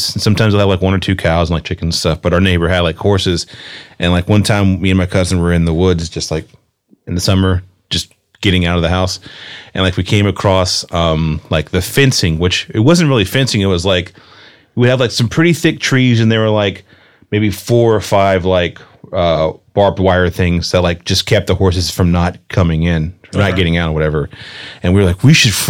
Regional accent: the South, United States; now in Los Angeles, United States; I'm from the South, but I'm from the country.

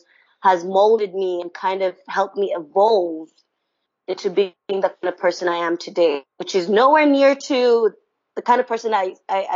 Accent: Kampala, Central Region, Uganda; moved away as an adult; also born or lived in Shandong, China; now in Beijing, China; I'm from Uganda, from a city called Kampala, which is the capital of Uganda.

